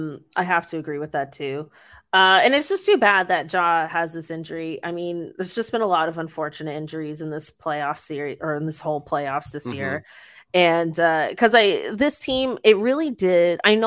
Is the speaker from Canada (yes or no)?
yes; Mississauga, Ontario, Canada; He's Mississauga's own. We're both from Saga, yeah.